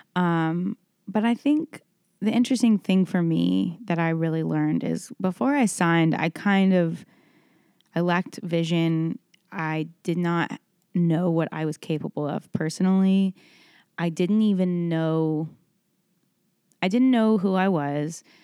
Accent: Dallas, Texas, United States; born or raised there; moved away as an adult; now in Nashville, United States

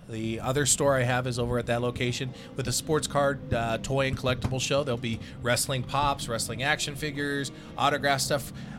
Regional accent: Detroit, Michigan, United States; born there; now in Las Vegas, United States; But, you know, being Vegas, quote-unquote, born or lived here for 45 years now

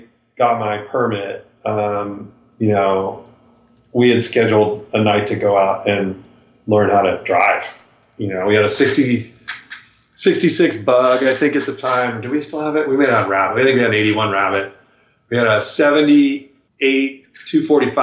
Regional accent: Folsom, California, United States; born or raised there

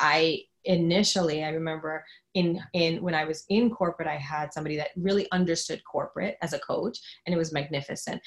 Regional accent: New York, United States; I'm from New York

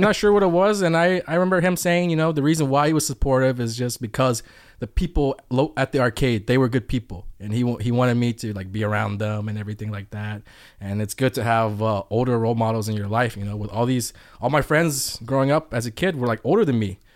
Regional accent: Atlanta, Georgia, United States; I'm from Atlanta

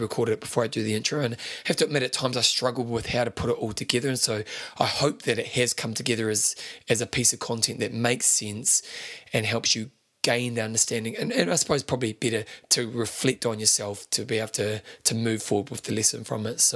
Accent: New Zealand; I'm a New Zealander

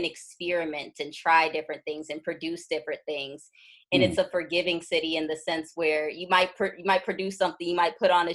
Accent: Cleveland, Ohio, United States; moved away as an adult; also born or lived in Chicago / Los Angeles; now in Brooklyn, United States; I'm from Cleveland, and I left there at 18 to go to school in Chicago.

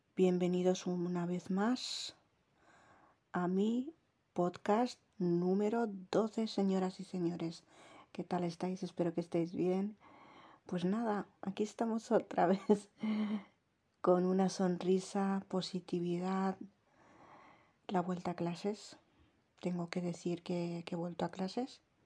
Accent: Jávea, Valencian Community, Spain; accent: Valencian; Me han dicho que tengo el acento valenciano. Sí que es verdad porque yo me he criado aquí, en un pueblo de la provincia de Alicante que se llama Javea.

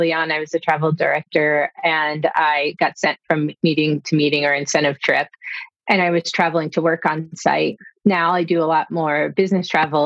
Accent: Havertown, Pennsylvania, United States; My first job in hospitality was at a Swedish bakery in my hometown, Havertown, outside of Philadelphia

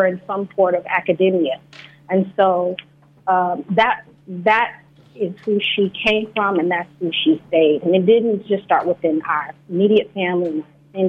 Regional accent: the South, United States; Growing up in the South, it was so important that we maintain that familyhood.

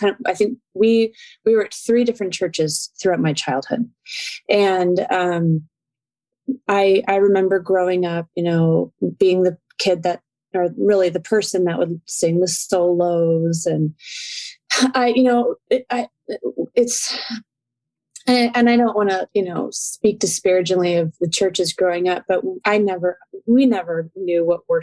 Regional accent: Chicago, Illinois, United States; also born or lived in California; I grew up most of my time here in Chicagoland, but I was born in California

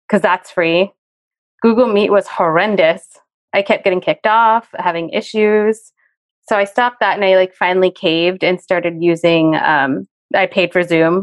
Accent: New Jersey, United States; I grew up in a very, very Italian town of like area of New Jersey

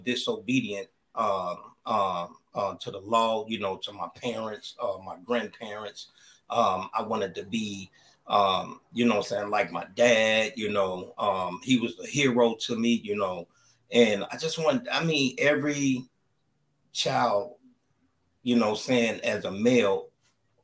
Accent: Chicago, Illinois, United States; I grew up in Chicago, Illinois, in the All Gale Gardens

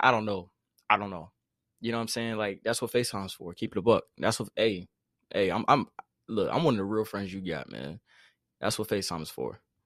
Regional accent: United States; if I wasn't a Carolinian, I'd be a Texan

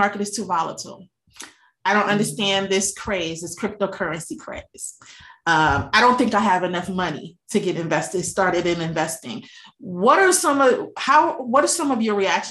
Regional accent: New York, United States; I grew up in New York and Wall Street

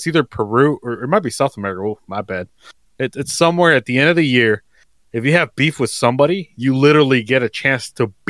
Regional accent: Mexico; now in United States; I grew up in Mexico. I literally watched it go down the fucking drain. Like, and I'm not ashamed to say it. I love my country and where I grew up

